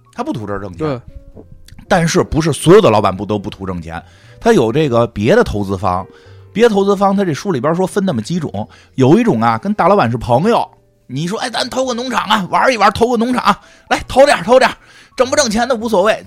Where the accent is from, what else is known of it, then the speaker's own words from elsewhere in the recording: Beijing, China; 北京人儿，北京人儿，老北京啊，老北京